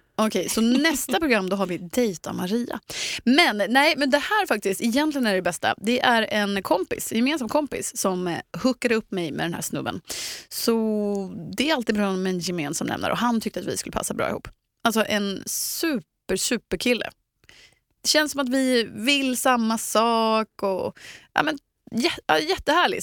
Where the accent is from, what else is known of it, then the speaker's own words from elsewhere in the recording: Eksjö, Jönköping County, Sweden; moved away; lilla Eksjö där jag kommer ifrån